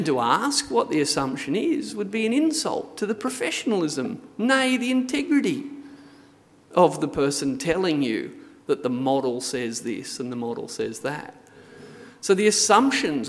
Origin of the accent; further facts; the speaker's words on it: Hunter Valley, New South Wales, Australia; I grew up in the Hunter Valley